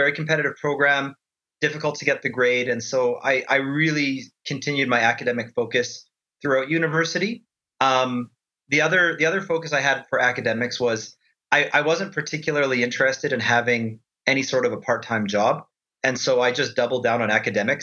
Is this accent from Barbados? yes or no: no; Edmonton, Alberta, Canada; born and raised in Edmonton, Alberta, Canada